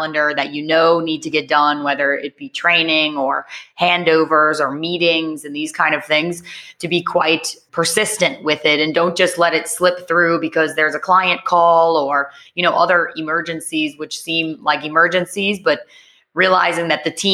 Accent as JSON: {"language": "English", "town": "New Orleans", "region": "Louisiana", "country": "United States", "accent": "American", "moved": "as an adult", "lives_now": "Barcelona, Spain", "said": "I'm American. I'm from New Orleans, but I went to study abroad when I was 20"}